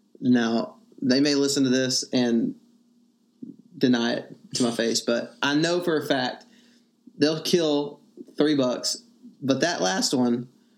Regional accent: Texas, United States; Cause I grew up in Texas, which is still the South.

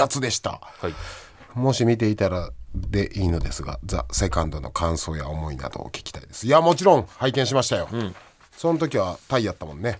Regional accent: Osaka, Japan; 僕ら大阪出身のもの

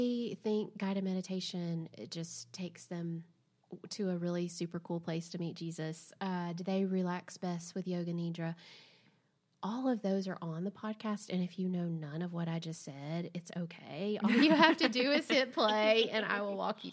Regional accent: Southern, United States; accent: Southern; my accent's too Southern

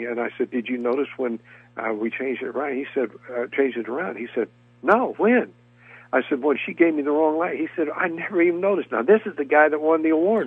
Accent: Montgomery, Alabama, United States; moved away; I was raised in Montgomery, Alabama

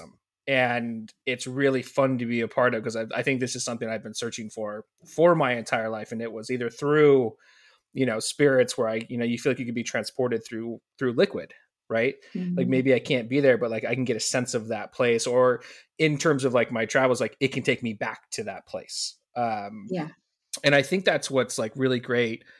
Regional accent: just north of Sacramento, Northern California, United States; moved away as an adult; also born or lived in Montana; So I grew up in Northern California, grew up just north of Sacramento

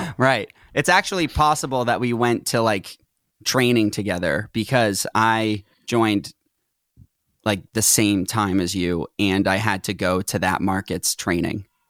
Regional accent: Reading, Massachusetts, United States; moved away as an adult; also born or lived in Tewksbury, Massachusetts / Salem, Massachusetts; now in Los Angeles, United States; I was raised in Tewksbury until I was very, in, like, third grade. Then I grew up in Reading

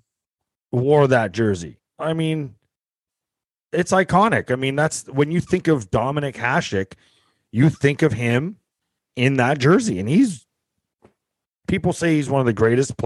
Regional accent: St. Catharines, Ontario, Canada; I grew up in St. Catharines

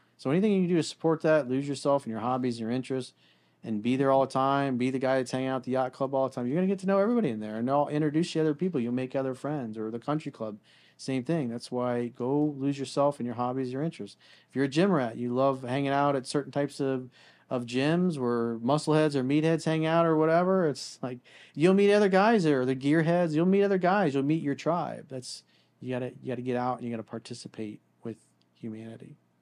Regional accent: South Florida, United States; growing up in South Florida and going to school down here

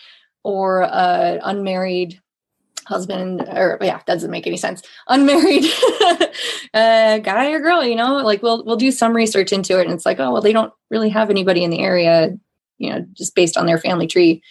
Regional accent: New Boston, New Hampshire, United States; in New Boston, my hometown, which is a town over from Francistown

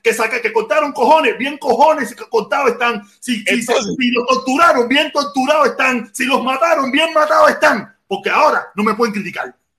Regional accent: Cuba; somos los mismos cubanos

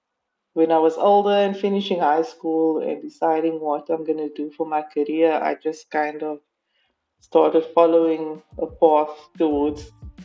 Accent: Cape Town, Western Cape, South Africa; I'm from Cape Town, South Africa.

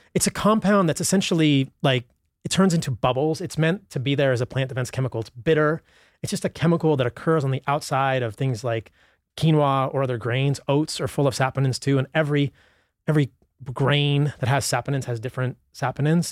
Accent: Virginia, United States; I grew up in Virginia

